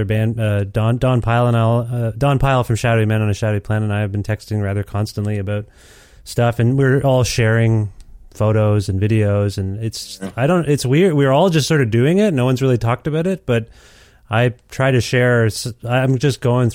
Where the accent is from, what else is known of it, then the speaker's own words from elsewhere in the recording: Canada; I'm from Canada